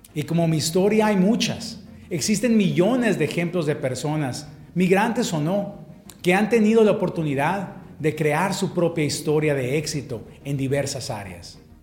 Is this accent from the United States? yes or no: yes; Tucson, Arizona, United States; also born or lived in Mexico; crecí en Tucson, Arizona